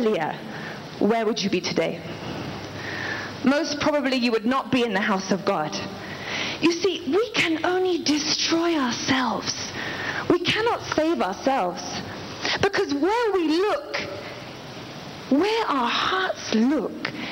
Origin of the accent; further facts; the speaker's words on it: England, United Kingdom; now in Lagos, Nigeria; I was born in England.